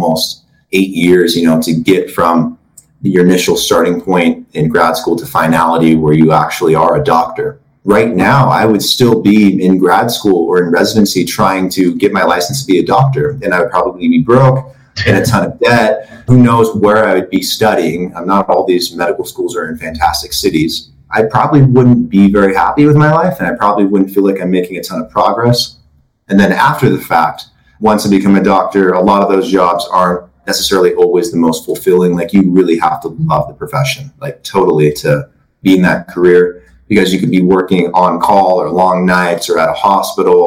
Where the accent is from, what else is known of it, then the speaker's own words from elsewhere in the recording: Oregon, United States; Andrew and I grew up together in Oregon.